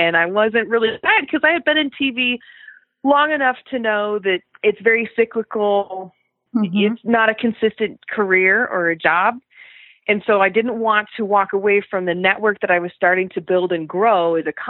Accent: Colorado, United States; moved away as an adult; I'm from Colorado

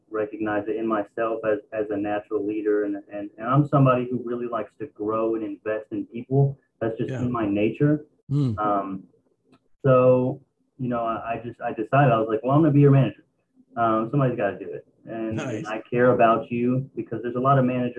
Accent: Dallas, Texas, United States; I'm from Dallas, Texas.

